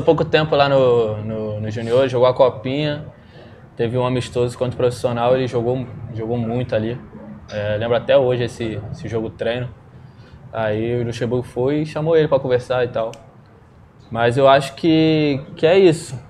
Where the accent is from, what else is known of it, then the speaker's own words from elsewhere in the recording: Duque de Caxias, Rio de Janeiro, Brazil; sou lá de Jardim Angá, uma, uma terra pequena lá, mas gente boa. Comecei no, no Caxiense primeiro, quatro anos de idade